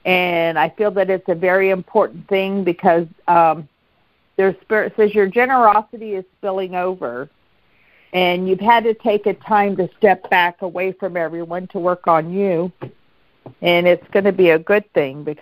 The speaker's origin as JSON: {"language": "English", "town": "Pittsburgh", "region": "Pennsylvania", "country": "United States", "also_born_or_lived": "McKeesport", "moved": "yes", "said": "I'm from Pittsburgh and McKeesport."}